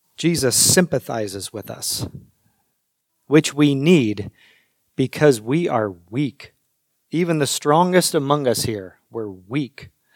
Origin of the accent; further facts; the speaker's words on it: United States; as American Christians